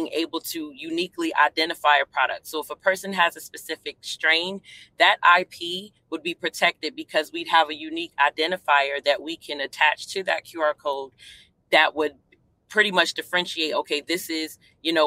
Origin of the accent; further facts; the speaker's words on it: New York City, New York, United States; also born or lived in Hampton Roads, Virginia; now in Virginia, United States; I'm originally from Brooklyn, New York